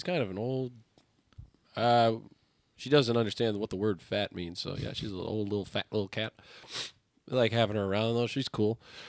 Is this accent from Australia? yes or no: no; Poland; We are from Poland.